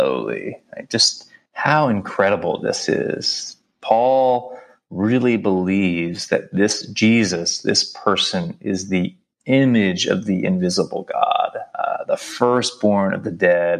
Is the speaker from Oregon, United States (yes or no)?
no; New York City, New York, United States; I'm from New York City